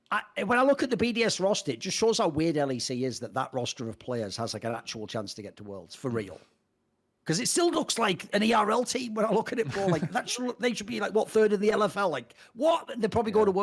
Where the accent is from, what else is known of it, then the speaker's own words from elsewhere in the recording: Cyprus; we're all from Cyprus. Cyprus sponsors esports.